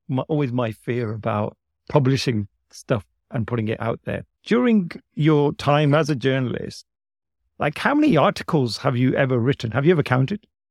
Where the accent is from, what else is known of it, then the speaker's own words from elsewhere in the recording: United Kingdom; I was born here in the U K.